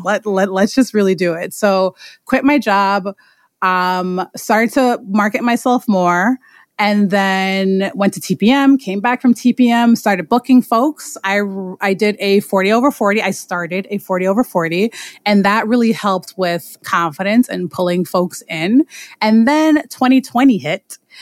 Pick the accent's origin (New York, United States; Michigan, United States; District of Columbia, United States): New York, United States; New York City; I am from Queens, New York